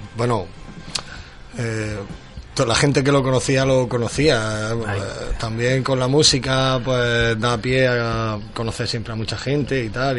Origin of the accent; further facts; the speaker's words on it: Almería, Andalusia, Spain; somos almerienses